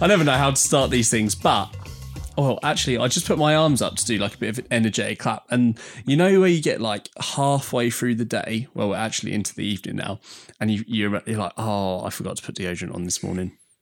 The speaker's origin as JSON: {"language": "English", "area": "Essex", "region": "East of England", "country": "United Kingdom", "said": "I'm from Essex."}